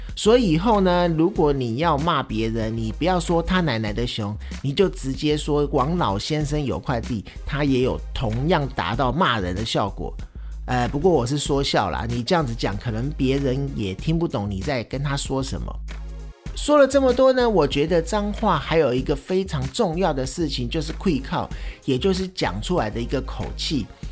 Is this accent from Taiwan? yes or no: yes; Taiwan; 我们在台湾说的干